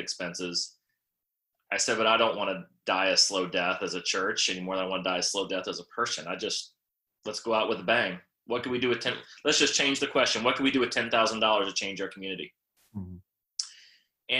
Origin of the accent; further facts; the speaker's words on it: West Palm Beach, Florida, United States; moved away as an adult; also born or lived in Birmingham; now in Virginia Beach, United States; my hometown. And I thought that was West Palm Beach where I grew up